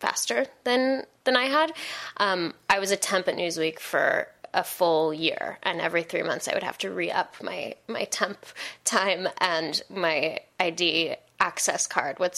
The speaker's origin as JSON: {"language": "English", "town": "Seattle", "region": "Washington", "country": "United States", "tie": "born or raised there", "moved": "as an adult", "lives_now": "New York, United States", "said": "I grew up in Seattle, which is like this heaven of a place where everyone is equal"}